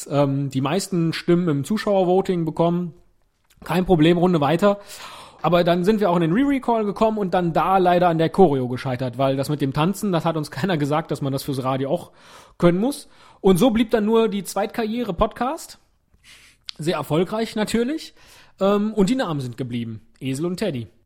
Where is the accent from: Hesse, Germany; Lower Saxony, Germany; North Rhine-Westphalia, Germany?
North Rhine-Westphalia, Germany; accent: Rhenish; Oder glaubst du, ich habe mir diesen rheinischen Akzent antrainiert?